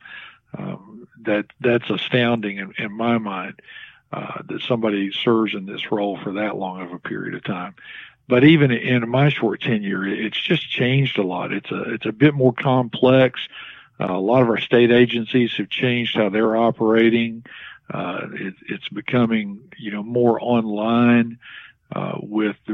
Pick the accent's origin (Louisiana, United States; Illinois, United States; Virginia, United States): Virginia, United States; Galax; also born or lived in Danville, Virginia / Marion, Virginia; I'm originally from Galax. I was actually born in Danville, and my parents moved to Galax when I was very young, probably 3 or 4 years old